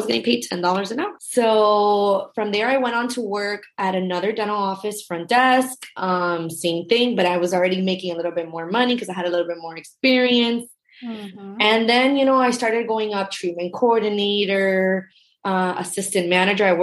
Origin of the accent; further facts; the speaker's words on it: Miami, Florida, United States; I grew up in Miami. I was born and raised. I still live here.